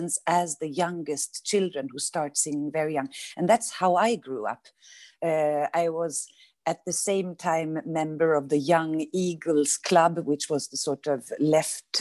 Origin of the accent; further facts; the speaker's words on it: Sweden; now in France; I'm from a French father and a Swedish mother. So growing up in the Lutheran tradition